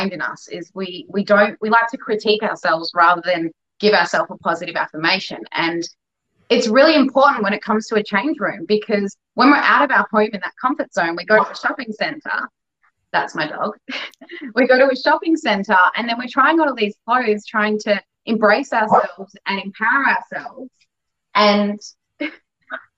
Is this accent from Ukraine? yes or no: no; Perth, Western Australia, Australia; moved away as an adult; also born or lived in Melbourne; when I came home from Europe, I was home in Perth for about 2 months